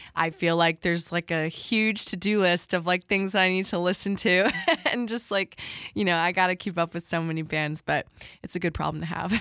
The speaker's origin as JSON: {"language": "English", "region": "Connecticut", "country": "United States", "tie": "born or raised there", "moved": "as an adult", "lives_now": "Boston, United States", "said": "I grew up in Connecticut"}